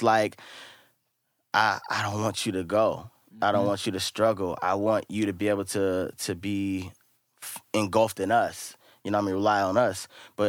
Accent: Richmond, California, United States; I'm born and raised in Richmond.

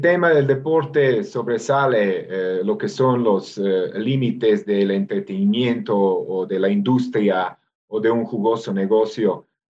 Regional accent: Novi Sad, Vojvodina, Serbia; moved away as an adult; also born or lived in Belgrade, Serbia; now in Mexico; mi ciudad natal, Voivodina

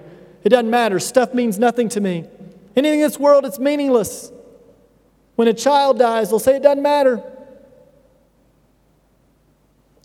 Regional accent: United States; moved away; The culture I come from the United States, one of the most affluent cultures on earth

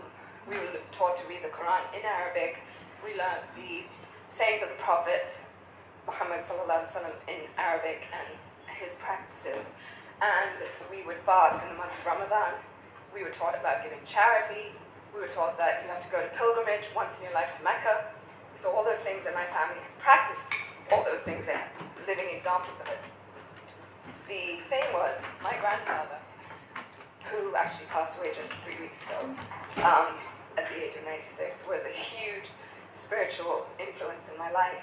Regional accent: Pakistan; English is a second language; also born or lived in Kuwait / Oman / Dubai; now in United Kingdom; I'm from Pakistan, but I grew up in Kuwait and Oman and Dubai. And then I moved to London and lived in many different countries, many different cultures.

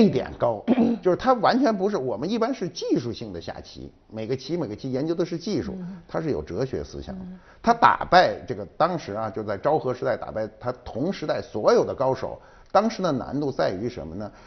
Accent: China; 我们中国人有很强的文化尊严

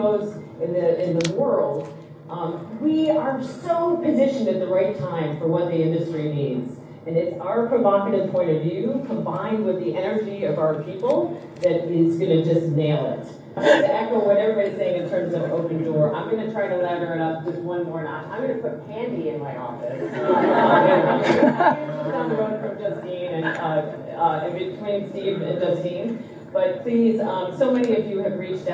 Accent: Australia; I'm Australian.

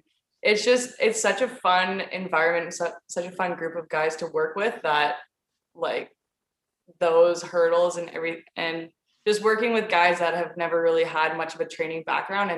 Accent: Canada; moved away as an adult; now in West Palm Beach, United States; I'm from Canada. So I initially got stateside. I got a basketball scholarship

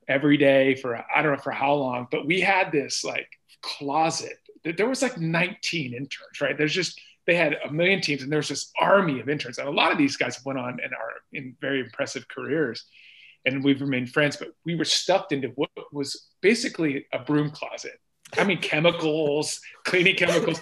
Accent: Iowa, United States; moved away as an adult; also born or lived in Columbus, Ohio; I'm from Iowa

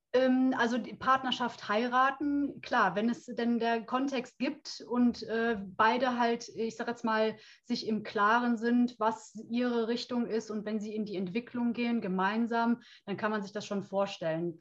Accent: Brühl, North Rhine-Westphalia, Germany; ich grüße dich aus dem Rheinland. Oh. Ich komme aus Köln beziehungsweise oh. aus Brühl.

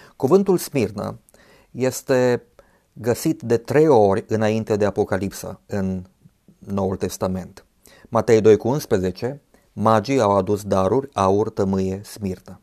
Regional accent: Romania; ne-am născut în România

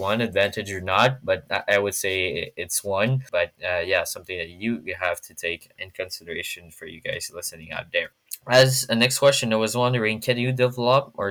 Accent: Montreal, Quebec, Canada; I'm from Montreal

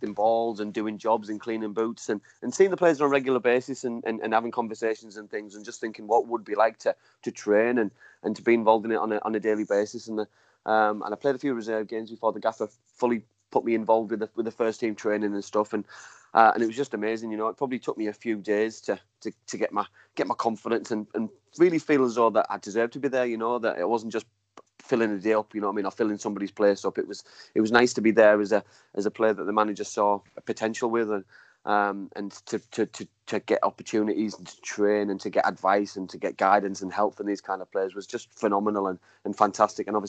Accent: Middlesbrough, North East England, United Kingdom; moved away; born and bred in Middlesbrough

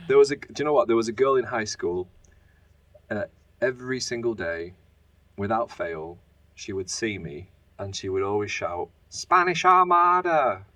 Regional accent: Preston, North West England, United Kingdom; born or raised there; moved away as an adult; also born or lived in Spain; now in Germany

